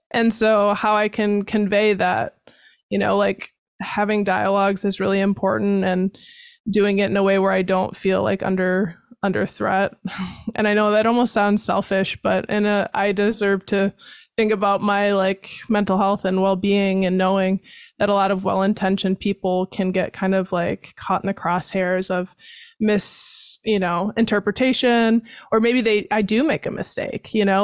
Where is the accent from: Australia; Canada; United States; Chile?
United States; Baraboo, Wisconsin; born or raised there; also born or lived in Chicago, Illinois / Waukegan, Illinois; now in Madison, United States